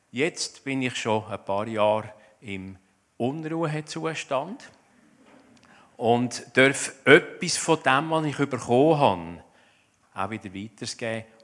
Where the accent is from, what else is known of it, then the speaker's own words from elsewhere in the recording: Zurich, Switzerland; Ich komme aus dem Zürich Oberland, das gehört man wahrscheinlich auch.